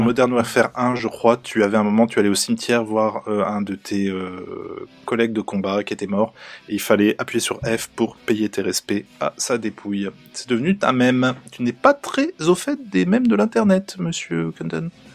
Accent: Normandy, France; je suis normand

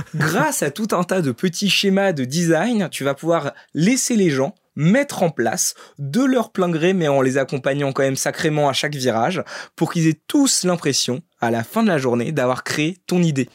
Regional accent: Paris, Île-de-France, France; also born or lived in Brittany (ancestry); je sois un breton qui a vécu toute sa vie et sa naissance à Paris

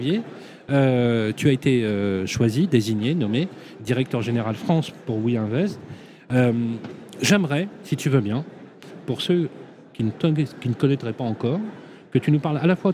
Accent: Belgium; also born or lived in Brussels; Oui, je suis belge.

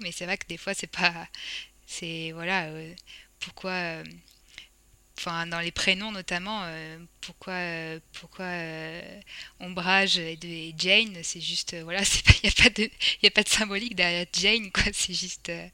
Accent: France; accent: French; mon accent français euh, se sent

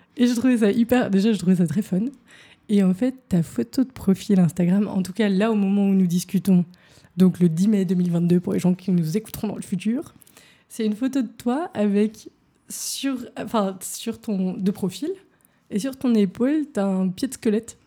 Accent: Paris, Île-de-France, France; now in Berlin, Germany; j'ai grandi à Paris

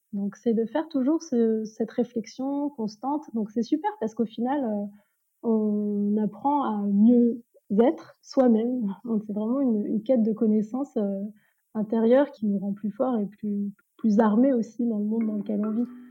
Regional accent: France; je suis née en France

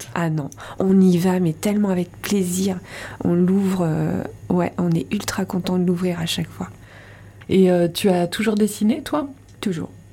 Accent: Rouen, Normandy, France; moved away as an adult; now in Landes, France; De Normandie, je suis née à Rouen.

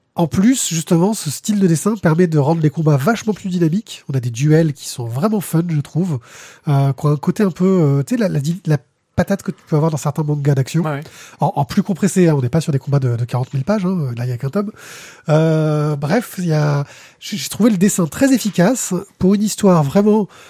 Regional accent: Marseille, Provence-Alpes-Côte d'Azur, France; On est de Marseille

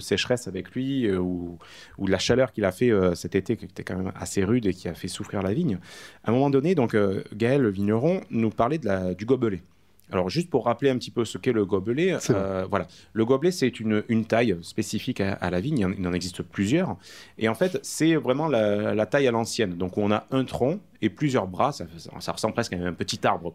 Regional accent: Caumont-sur-Durance, Provence-Alpes-Côte d'Azur, France; Donc tu as Comment-sur-Durance, mon village natal

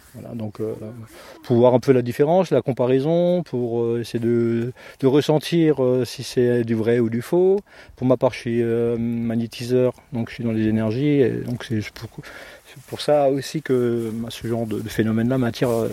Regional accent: Haguenau, Grand Est, France; du, Barin, donc moi de Haguenau

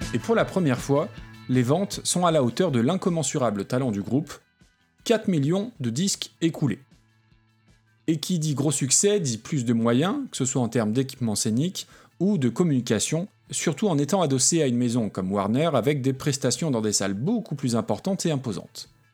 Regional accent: France; en tant que Français pas forcément doué avec les langues

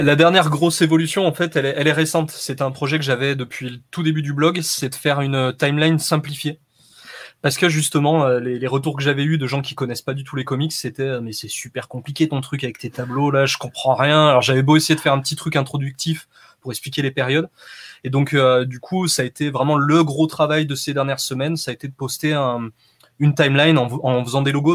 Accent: Saint-Étienne, Auvergne-Rhône-Alpes, France; moved away; Je suis né à Saint-Etienne, ouais. Ça fait 18 ans que j'y suis plus, mais, mais je suis originaire de là-bas, ouais.

